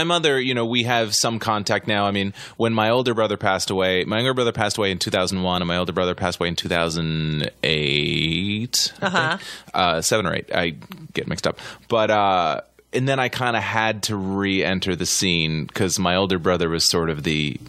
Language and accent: English; Massachusetts, United States; Outside of Boston.